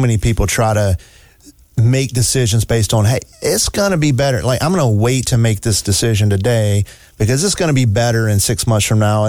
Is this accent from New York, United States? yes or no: yes; New York, United States; I'm from New York.